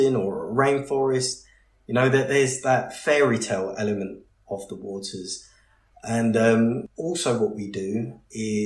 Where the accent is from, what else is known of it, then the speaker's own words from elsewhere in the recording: United Kingdom; being very British